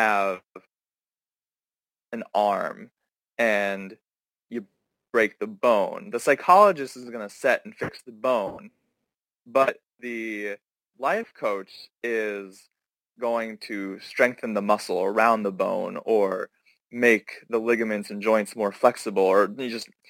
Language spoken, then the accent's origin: English; Pennsylvania, United States; moved away; I grew up in a very conservative area, conservative family. I'm originally from Pennsylvania